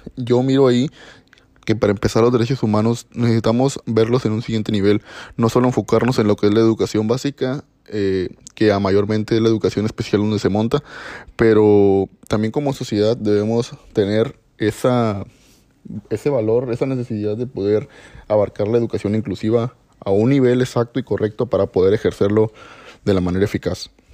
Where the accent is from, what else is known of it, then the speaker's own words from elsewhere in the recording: Mexico; como mexicanos